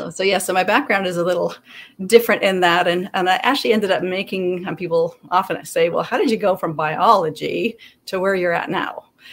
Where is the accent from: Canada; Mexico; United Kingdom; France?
Canada; also born or lived in British Columbia / Alberta / Nebraska; and I'm Canadian, but I have lived in Nebraska. So basically when I was a kid, I lived... Born in a small town in BC, moved into a province into Alberta, down t